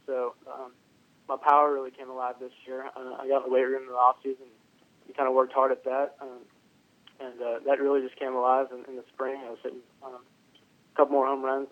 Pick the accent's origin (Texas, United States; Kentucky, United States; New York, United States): Texas, United States; Houston; I grew up in the Houston area